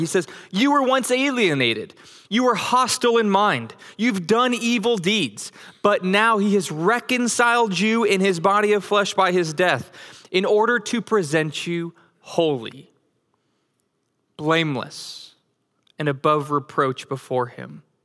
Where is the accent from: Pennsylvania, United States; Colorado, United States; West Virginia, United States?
Colorado, United States; Denver; moved away; also born or lived in Flower Mound, Texas; I grew up in Denver, Colorado